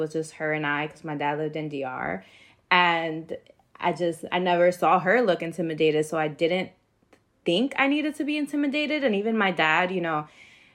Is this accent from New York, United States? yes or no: yes; New York City, New York, United States; growing up in New York City